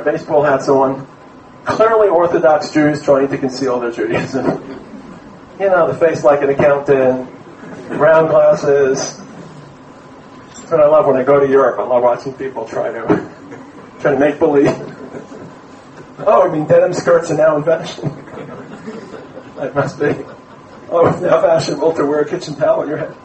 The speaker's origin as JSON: {"language": "English", "town": "New York City", "region": "New York", "country": "United States", "said": "I come from Brooklyn"}